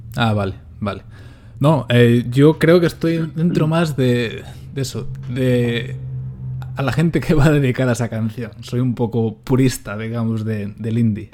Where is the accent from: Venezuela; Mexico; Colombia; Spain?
Spain; Galicia; soy gallego